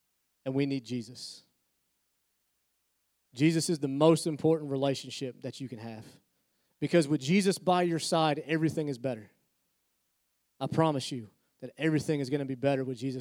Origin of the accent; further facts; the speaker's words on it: Pennsylvania, United States; now in Albemarle, United States; I was born in Pennsylvania